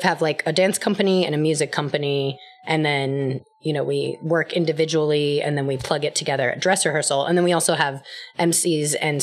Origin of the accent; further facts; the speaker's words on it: Colorado, United States; now in New York, United States; Myself and the other director and another founder of the company, we're all from Colorado